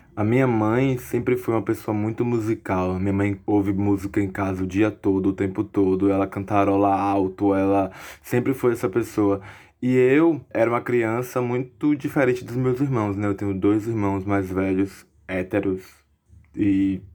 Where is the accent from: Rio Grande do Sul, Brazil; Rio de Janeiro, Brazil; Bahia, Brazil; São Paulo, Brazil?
Bahia, Brazil; Alagoinhas; also born or lived in Salvador; eu sou de Alagoinhas, do interior da Bahia. Eu nasci em Salvador, mas sou de Alagoinhas, vivi minha vida toda aqui em Alagoinhas